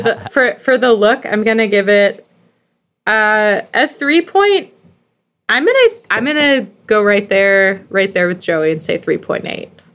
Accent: Philadelphia, Pennsylvania, United States; I'm American. Like, I'm from Yeah. Philadelphia.

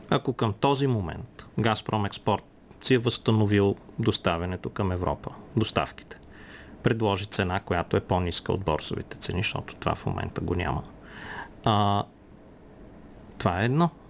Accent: Bulgaria; когато Русия ни сложи като българи в списъка с неприятелски държави

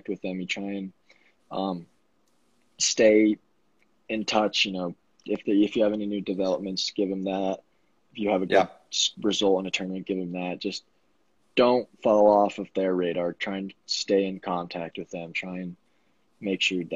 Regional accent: Vail, Colorado, United States; I'm from Vail, Colorado

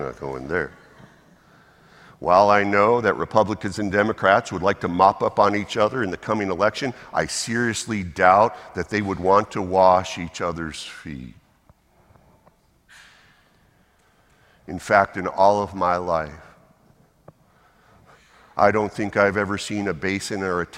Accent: Massachusetts, United States; moved away; also born or lived in the South; I'm American, born in Massachusetts. I'm sorry, I was a Yankee once, forgive me, here in the South

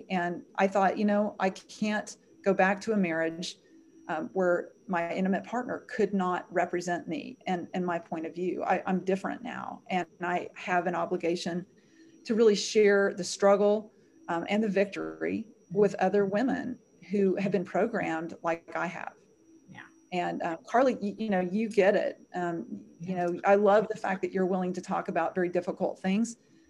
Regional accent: the South, United States; I grew up in the South. I wanted to be protected.

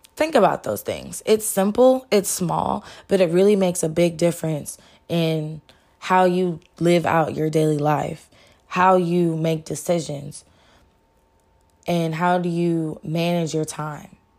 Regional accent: Texas, United States; I'm from the Lone Star State, where everything is bigger and better in Texas.

